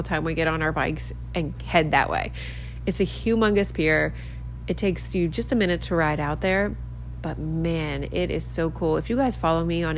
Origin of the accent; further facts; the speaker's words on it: Maryland, United States; now in Key West, United States; I was from Maryland and we used to go to Ocean City, Maryland